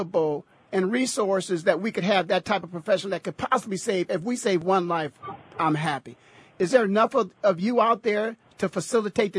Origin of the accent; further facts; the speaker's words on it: Canton, Ohio, United States; I was born and raised in Canton, Ohio